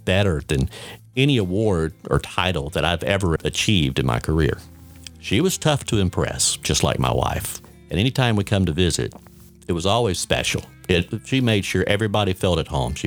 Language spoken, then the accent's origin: English; Warner Robins, Georgia, United States; my hometown of Warner Robins